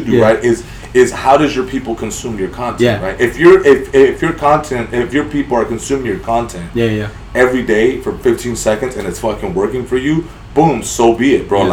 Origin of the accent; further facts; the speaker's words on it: San Fernando, California, United States; I'm from San Fernando. Grew up right there.